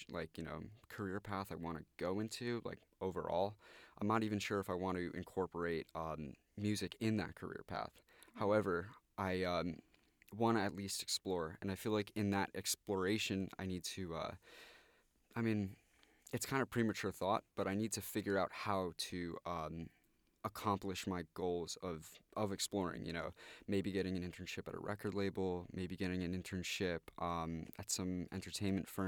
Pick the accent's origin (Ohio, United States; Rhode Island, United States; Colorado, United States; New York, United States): New York, United States; I'm actually from Westchester County myself, so uh, it was nice to come from the suburb to a nice big city